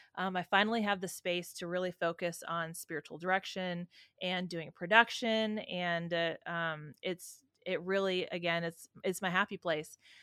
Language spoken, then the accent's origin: English; San Francisco, California, United States; I was raised in San Francisco